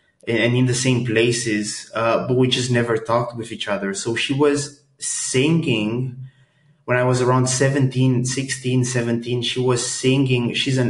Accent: Bucharest, Romania; moved away as an adult; now in Groningen, Netherlands; I originally come from Romania. I was born and raised in Romania. And then when I was around 19 years old, I moved to the Netherlands.

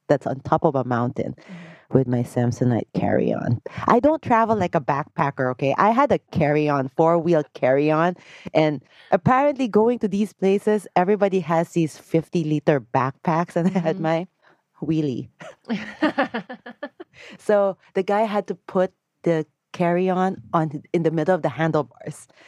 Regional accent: Philippines; I grew up in the Philippines

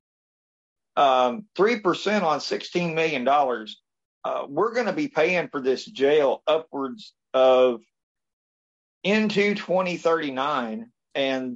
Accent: Washington County, Indiana, United States; I was born here in Washington County

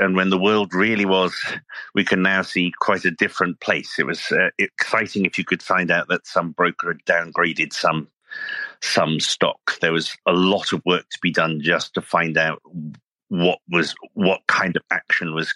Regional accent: United Kingdom; now in United States; I'm actually these days an American citizen, but as you can probably hear, I'm a native from Britain.

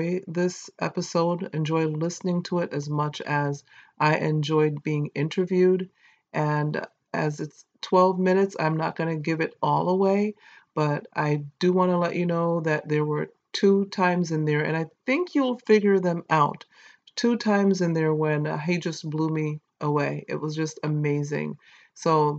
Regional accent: St. Kitts & Nevis; accent: Caribbean; I was born in St. Kitts

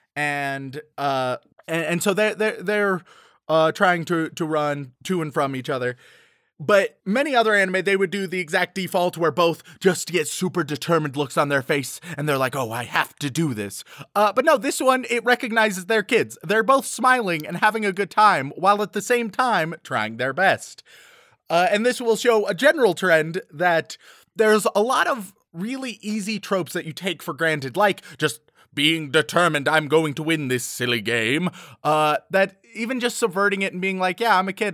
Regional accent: United States; I am an American

